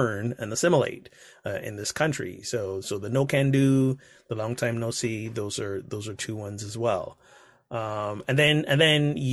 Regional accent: Barbados; I grew up in Barbados, which is like, I don't know, 97% black.

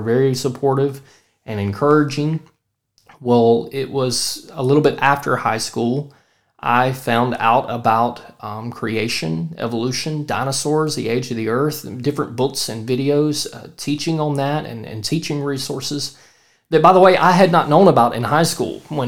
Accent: Central Mississippi, United States; I'm from Central Mississippi

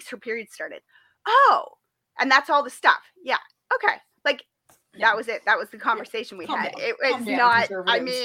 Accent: Toronto, Ontario, Canada; Somebody who grew up in the Toronto area

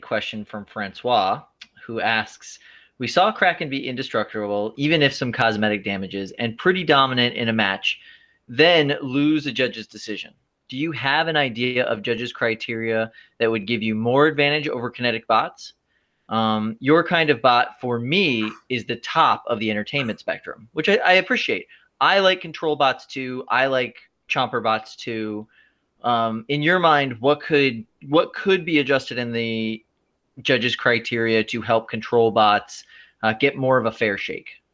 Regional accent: Clearwater, Florida, United States; I'm from Florida

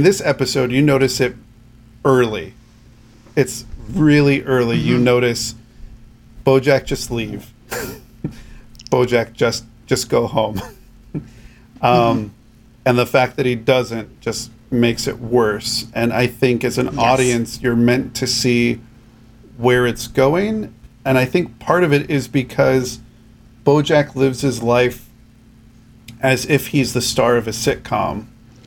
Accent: New Mexico, United States; New Mexico. So my home state

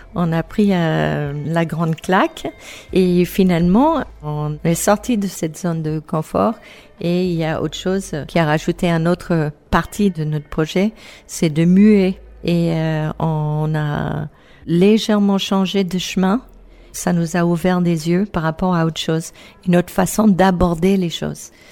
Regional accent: New England, United States; French is a second language; moved away as an adult; also born or lived in Basque Country, France; now in France; en Nouvelle-Angleterre, d'où je viens

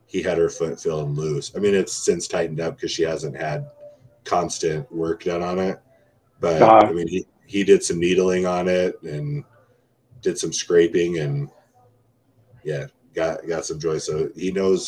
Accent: Palmdale, California, United States; moved away as an adult; I'm from Palmdale, California

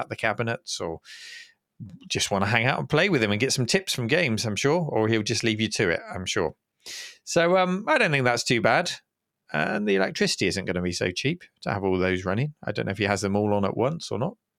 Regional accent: United Kingdom; as a Brit

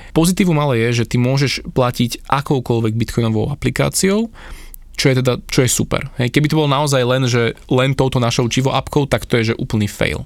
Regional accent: Slovakia; my tu na Slovensku

